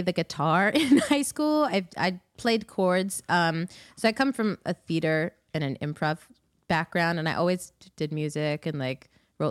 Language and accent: English; New York City, New York, United States; also born or lived in Ithaca, New York; I grew up around Queens and Long Island.